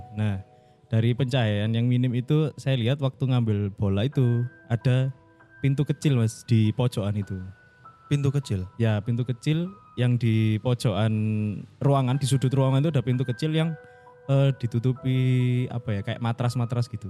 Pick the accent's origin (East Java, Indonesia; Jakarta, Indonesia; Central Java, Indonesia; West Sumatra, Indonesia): East Java, Indonesia; saya dari Klaker mas, kelayatan